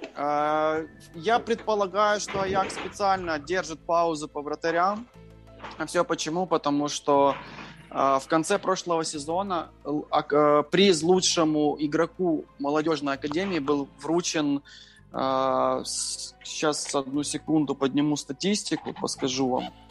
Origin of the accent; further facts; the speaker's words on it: Chernihiv, Chernihiv Oblast, Ukraine; мы из Украины